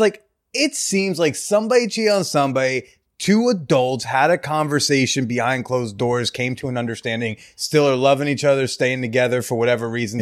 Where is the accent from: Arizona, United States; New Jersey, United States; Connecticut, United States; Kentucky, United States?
New Jersey, United States; I come from an uptight suburban area in New